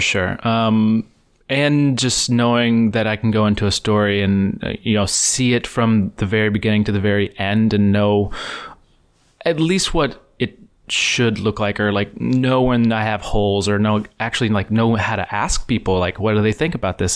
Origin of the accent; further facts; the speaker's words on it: East Texas, United States; moved away; where I grew up in Texas.